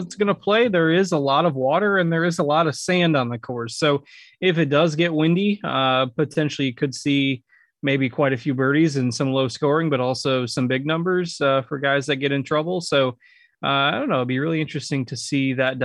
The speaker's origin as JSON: {"language": "English", "country": "United States", "tie": "born or raised there", "said": "my hometown tournament, the John Deere Classic"}